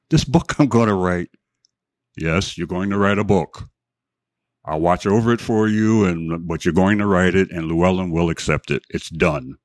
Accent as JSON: {"language": "English", "town": "Philadelphia", "region": "Pennsylvania", "country": "United States", "tie": "born or raised there", "said": "born and raised in Philadelphia"}